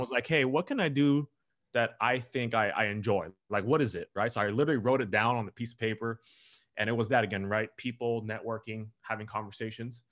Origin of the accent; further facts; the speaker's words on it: Southern California, United States; I grew up here in Southern California um, okay. all my life